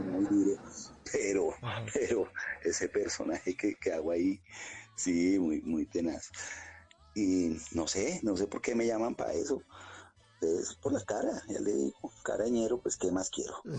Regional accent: Bogotá, Colombia; also born or lived in La Candelaria, Bogotá / Villamayor, Bogotá; yo nací en Las Cruces, me crié en el Quiroga, después me vine para Villamayor, que está acá al sur también

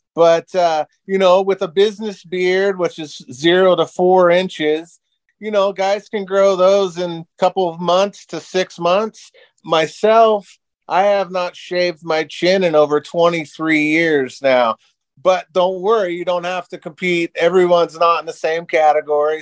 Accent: Seattle Tacoma area, Washington, United States; moved away as an adult; now in Las Vegas, United States; I'm originally from the Seattle Tacoma area, and I owned a live music venue in Tacoma.

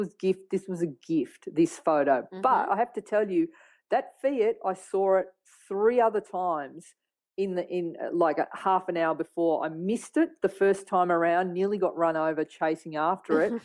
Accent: Australia; I'm a photographer from Australia

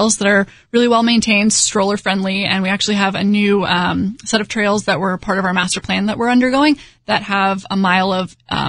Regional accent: Houston, Texas, United States; I grew up in Houston

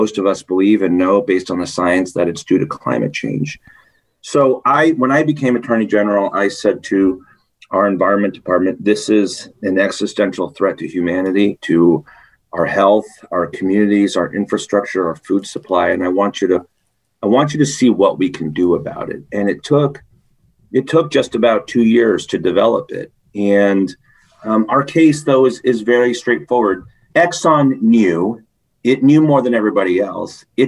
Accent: Connecticut, United States; I was born and raised in Connecticut.

